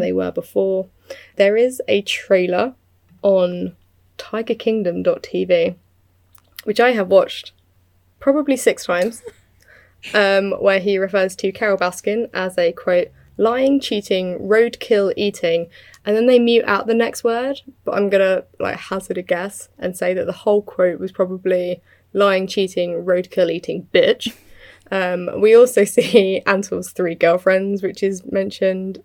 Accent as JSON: {"language": "English", "country": "United Kingdom", "said": "I'm British"}